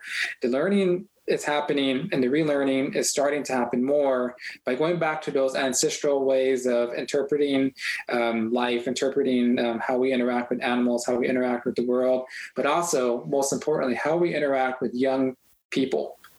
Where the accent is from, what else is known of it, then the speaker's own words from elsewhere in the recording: Tohatchi, New Mexico, United States; My mom is Navajo, and I grew up in Tehachapi, New Mexico, which is on the Navajo Nation.